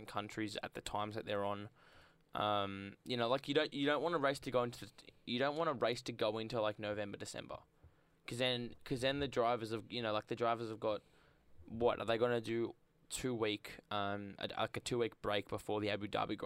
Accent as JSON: {"language": "English", "country": "Australia", "said": "I'm Australian biased"}